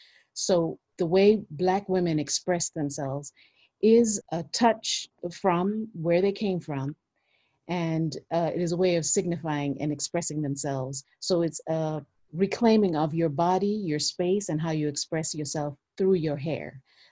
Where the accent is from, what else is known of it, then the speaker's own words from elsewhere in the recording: Kenya; I'm from Kenya.